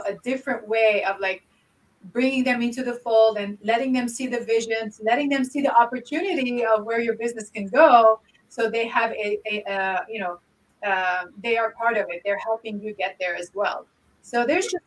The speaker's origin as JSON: {"language": "English", "country": "Lebanon", "tie": "born or raised there", "moved": "yes", "said": "I grew up in Lebanon and, most of my childhood was in war"}